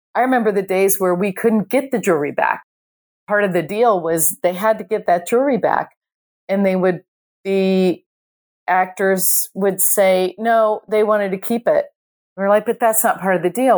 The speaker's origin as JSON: {"language": "English", "country": "Ireland", "said": "I am Irish"}